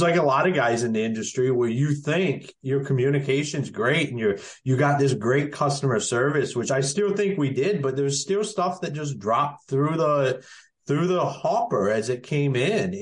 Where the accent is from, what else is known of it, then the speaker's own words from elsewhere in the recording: Akron, Ohio, United States; moved away as an adult; also born or lived in Michigan / North Carolina; now in Emerald Isle, North Carolina, United States; I'm originally from Akron, Ohio.